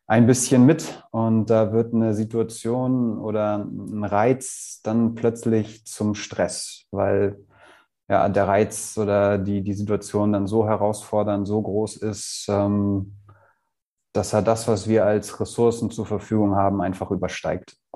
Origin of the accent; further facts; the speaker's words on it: Hamburg, Germany; now in Kühlungsborn, Germany; ich bin Hamburger Jung, also in Hamburg geboren und aufgewachsen.